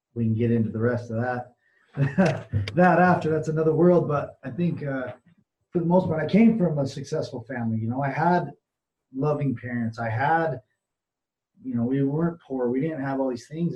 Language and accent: English; Utah, United States; I'm from Utah, so we have a really uh, stronghold of the LDS Mormon Church